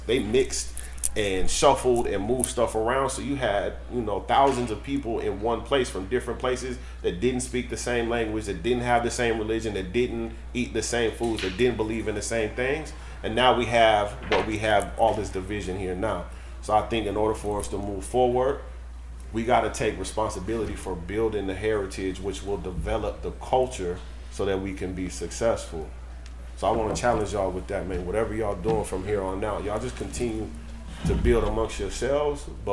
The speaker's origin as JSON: {"language": "English", "town": "Sacramento", "region": "California", "country": "United States", "said": "I'm from Oak Park, right? It's one of the hoods in Sacramento."}